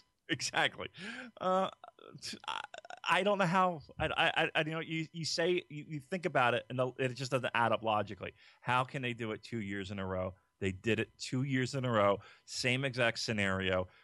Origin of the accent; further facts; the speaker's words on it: Philadelphia, Pennsylvania, United States; we're from Philadelphia